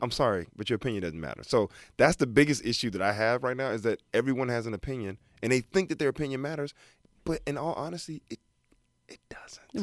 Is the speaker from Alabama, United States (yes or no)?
yes; Alabama, United States; moved away as an adult; also born or lived in Detroit, Michigan; born in Detroit, raised in Alabama.